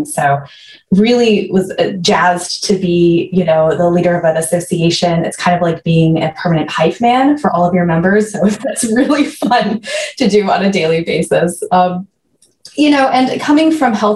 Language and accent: English; Maine, United States; moved away as an adult; now in Maryland, United States; I grew up in Maine